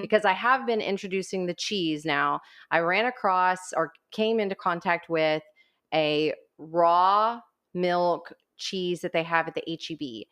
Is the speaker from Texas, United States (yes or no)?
yes; Corpus Christi, Texas, United States; also born or lived in College Station, Texas